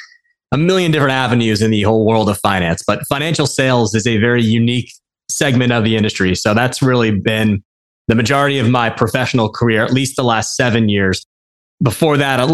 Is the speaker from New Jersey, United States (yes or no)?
yes; Westfield, New Jersey, United States; born or raised there